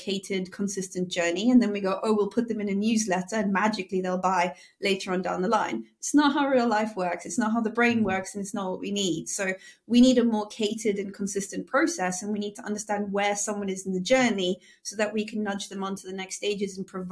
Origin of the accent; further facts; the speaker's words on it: South Africa; I'm South African